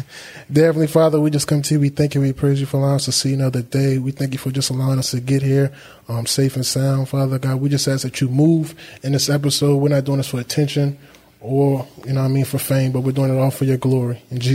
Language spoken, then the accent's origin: English; Baltimore, Maryland, United States; Growing up in Baltimore, you know, I know it's a lot of different businesses and things going on.